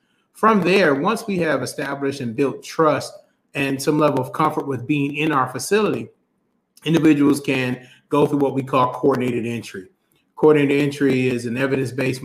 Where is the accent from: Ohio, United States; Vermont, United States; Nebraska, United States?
Ohio, United States; Toledo; also born or lived in Detroit, Michigan; I grew up in Toledo, Ohio, and split some time with family in Detroit